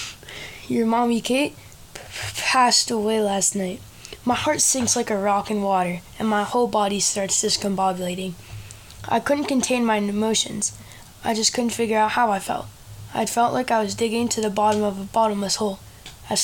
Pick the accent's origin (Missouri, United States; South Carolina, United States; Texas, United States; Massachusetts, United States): Massachusetts, United States; Norwood; also born or lived in Sudbury, Massachusetts; I was born in Norwood, Massachusetts on 6/11/2010